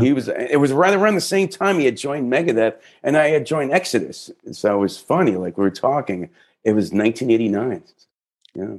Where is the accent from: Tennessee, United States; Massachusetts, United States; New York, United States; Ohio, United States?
New York, United States; New York City; Brooklyn, my hometown.